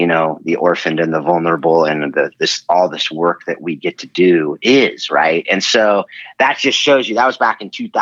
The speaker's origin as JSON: {"language": "English", "region": "Southern California", "country": "United States", "tie": "born or raised there", "also_born_or_lived": "Hawaii / Georgia / Nashville", "moved": "as an adult", "lives_now": "Northern California, United States", "said": "I'm born and raised on Southern Cal. And now I'm up in Northern California"}